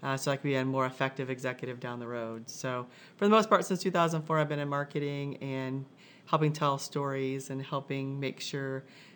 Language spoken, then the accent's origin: English; Michigan, United States; moved away as an adult; also born or lived in Indiana; now in Carmel, United States; I grew up in Michigan, moved to Indiana later after college.